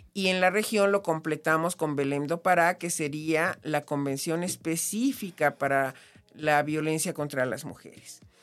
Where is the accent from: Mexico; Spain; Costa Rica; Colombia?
Mexico; Comitán, Chiapas; yo soy chiapaneca, nací en Comitán